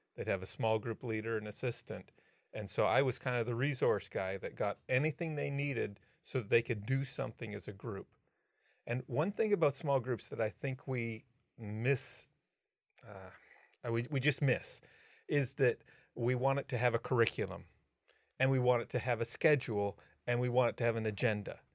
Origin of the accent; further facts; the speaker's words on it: Canada; I'm a Canadian